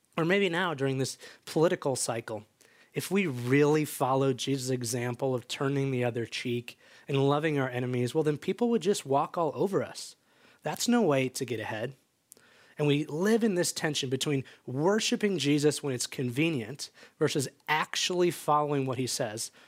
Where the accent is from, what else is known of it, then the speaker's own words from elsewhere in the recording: just outside Chicago, Illinois, United States; now in Bend, United States; I grew up just outside Chicago as the youngest of three boys